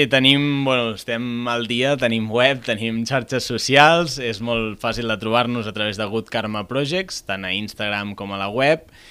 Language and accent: Catalan; Reus, Catalonia, Spain; jo sóc de Reus